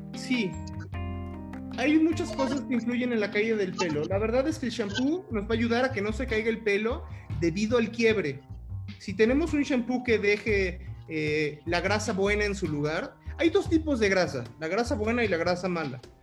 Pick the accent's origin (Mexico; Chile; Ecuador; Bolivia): Mexico